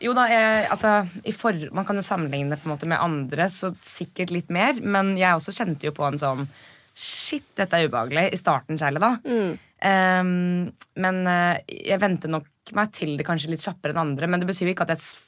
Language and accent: Norwegian; Norway; vi er nordmenn